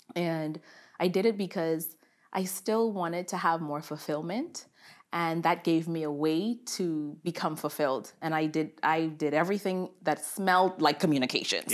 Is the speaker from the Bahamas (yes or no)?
yes; Bahamas; moved away; I am from the beautiful islands of the Bahamas